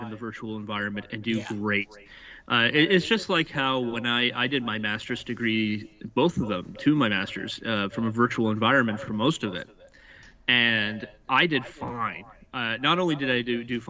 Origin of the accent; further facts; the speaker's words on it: Nova Scotia, Canada; also born or lived in New Brunswick; now in Ontario, Canada; I'm originally from Nova Scotia, moved from New Brunswick, lived in New Brunswick for the last 17 years, and now I'm in Ontario.